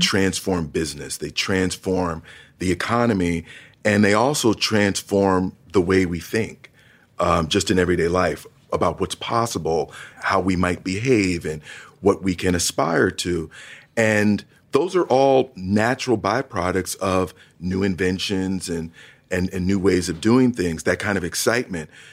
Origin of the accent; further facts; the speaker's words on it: East Orange, New Jersey, United States; also born or lived in Montclair, New Jersey; growing up in northern New Jersey, twenty minutes outside of New York City